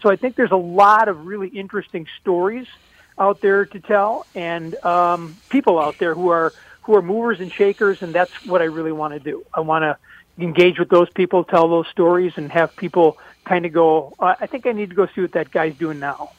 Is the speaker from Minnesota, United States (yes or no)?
yes; St. Paul, Minnesota, United States; I mean, growing up in St. Paul, I would always read Don the I. Riley